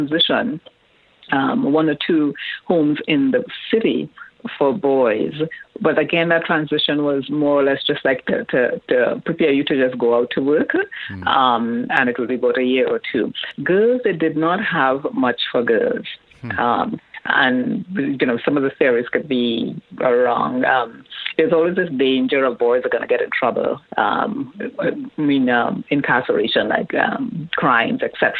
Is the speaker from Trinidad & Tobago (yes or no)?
yes; Trinidad & Tobago; I grew up in Trinidad